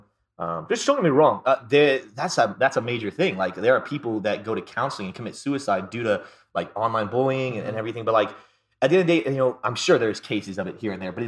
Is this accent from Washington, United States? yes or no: no; Florida, United States; I'm from Florida